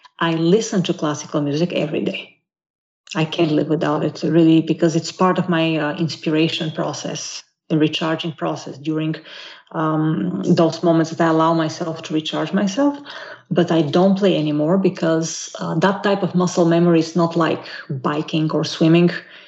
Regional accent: Bolivia; I think it will be very clear to your listeners that you are from Brazil and I'm from Bolivia because of the way we think and react

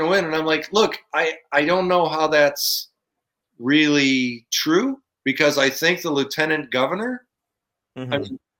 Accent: Buffalo, New York, United States; moved away; also born or lived in California; I'm from Buffalo. I was born in Buffalo.

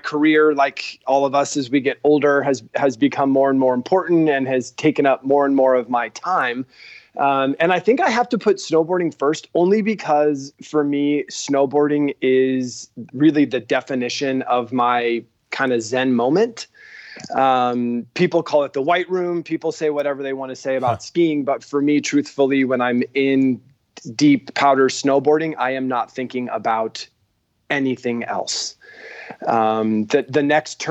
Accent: Fort Collins, Colorado, United States; I grew up in Fort Collins, Colorado

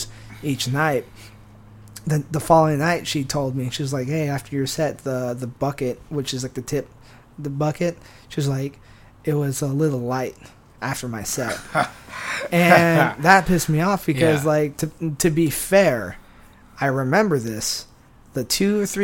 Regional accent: San Diego, California, United States; where I'm from, San Diego, got brought up.

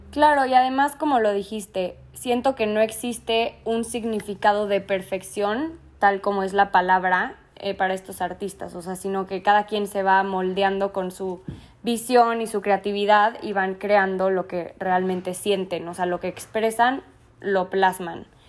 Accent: Mexico

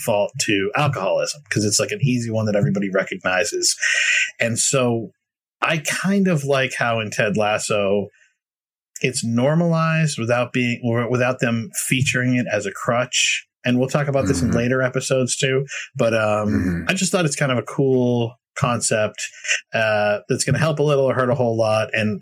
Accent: Boston, Massachusetts, United States; I'm a New Englander. I grew up in the Boston area

